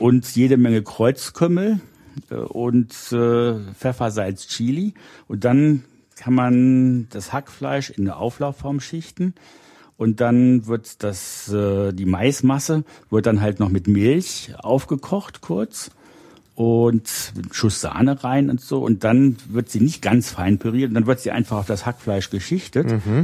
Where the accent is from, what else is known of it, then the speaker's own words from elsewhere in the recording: Rhineland, Germany; ich bin im Rheinland aufgewachsen